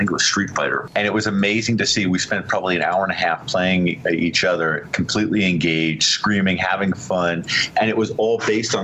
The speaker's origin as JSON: {"language": "English", "region": "Southern California", "country": "United States", "tie": "born or raised there", "moved": "as an adult", "lives_now": "New York, United States", "said": "Born and raised in Southern California and moved to the East Coast, New York in my early 20s and been out here ever since"}